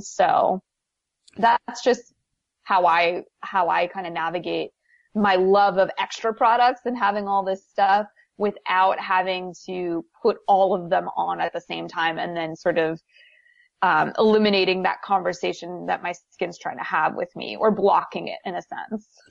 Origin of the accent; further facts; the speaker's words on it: Wisconsin, United States; moved away as an adult; also born or lived in New Brunswick, Canada; now in Los Angeles, United States; I'm from New Brunswick, Canada. That's where I was born. And then when I was 10, we moved to the U.S. and I lived in Wisconsin for 11 years.